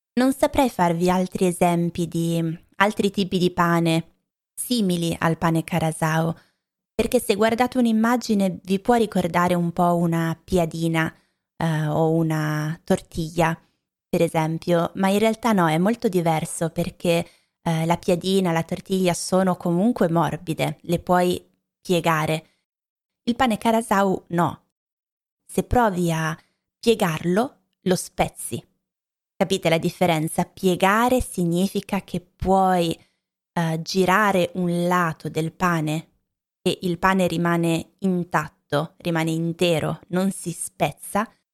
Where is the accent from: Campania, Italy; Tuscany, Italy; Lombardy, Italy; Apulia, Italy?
Lombardy, Italy; Anche io che sono cresciuta in Lombardia